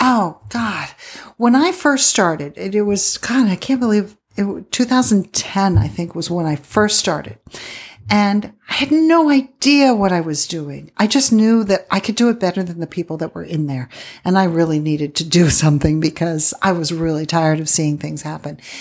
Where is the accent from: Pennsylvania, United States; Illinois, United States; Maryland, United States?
Pennsylvania, United States; moved away as an adult; also born or lived in Milwaukee / Midland / Odessa, Texas / Phoenix; now in Tucson, United States; I grew up in Pennsylvania, did it there when I was a kid, um, teenager and early twenties